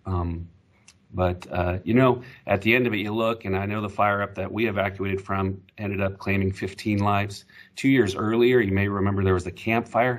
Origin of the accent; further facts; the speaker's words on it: Humboldt County, California, United States; I grew up in Humboldt County